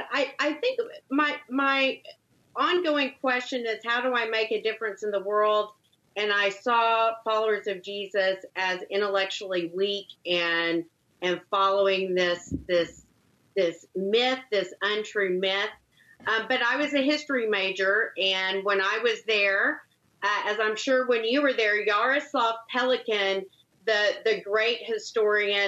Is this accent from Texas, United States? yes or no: yes; Longview, Texas, United States; moved away as an adult; I grew up in a small town called Longview, Texas. So an East Texas town.